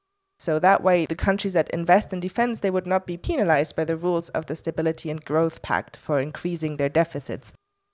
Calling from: London, United Kingdom; And as I'm calling from London

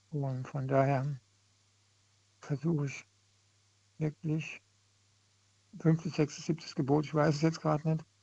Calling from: Koblenz, Rhineland-Palatinate, Germany; Grüß dich, ich bin aus Koblenz.

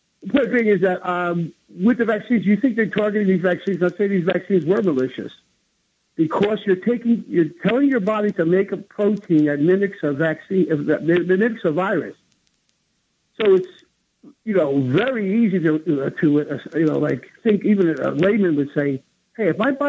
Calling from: New Jersey, United States; Hi, this is … from New Jersey. How are you?

